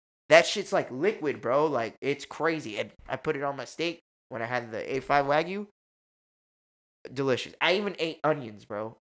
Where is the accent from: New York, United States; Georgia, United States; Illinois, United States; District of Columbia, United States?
New York, United States; New York City; I'm from New York City